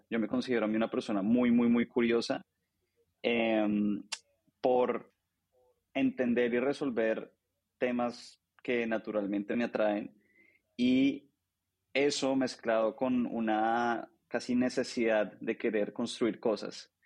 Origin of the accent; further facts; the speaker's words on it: Bogotá, Colombia; nací en Colombia, soy colombiano, nací en Bogotá. Em, estudié administración de empresas en Colombia